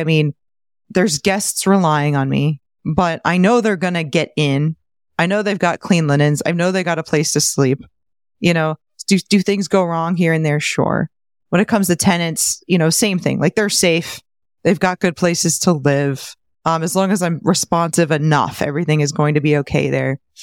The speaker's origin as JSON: {"language": "English", "town": "St. Petersburg", "region": "Florida", "country": "United States", "tie": "born or raised there", "said": "my hometown of Saint Pete"}